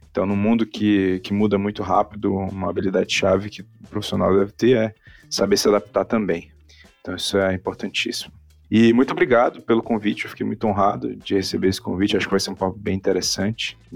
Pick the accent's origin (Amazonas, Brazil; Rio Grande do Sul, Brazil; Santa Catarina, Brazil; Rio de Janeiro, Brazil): Amazonas, Brazil; Manaus; also born or lived in Fortaleza; now in São Paulo, Brazil; Eu sou de Manaus, morei muito tempo em Fortaleza e morei em São Paulo, agora estou entre lugares, oficialmente moro em São Paulo ainda